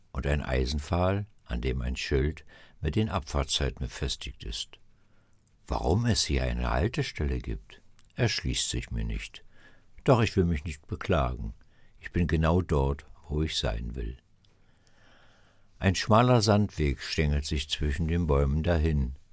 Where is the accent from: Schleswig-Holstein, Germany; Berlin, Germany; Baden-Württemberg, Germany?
Berlin, Germany; Ich bin ein Stadtjunge, aufgewachsen in den Hinterhöfen Berlins.